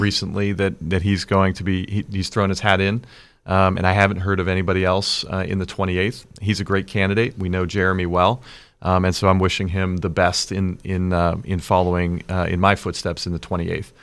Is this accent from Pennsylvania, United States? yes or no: yes; West Deer, Pennsylvania, United States; and West Deer, my hometown